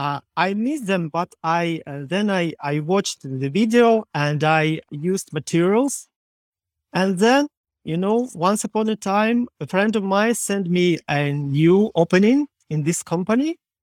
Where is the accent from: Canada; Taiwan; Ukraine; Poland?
Ukraine; English is a second language; I am from Ukraine